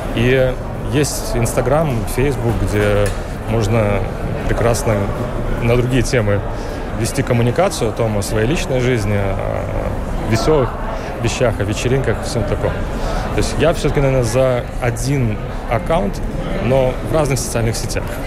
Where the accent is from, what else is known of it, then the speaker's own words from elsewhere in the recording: Lithuania; мы сами из Литвы